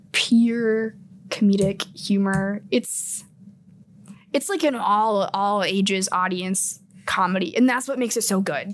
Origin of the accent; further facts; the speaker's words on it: Des Moines, Iowa, United States; moved away; I'm originally from Des Moines, Iowa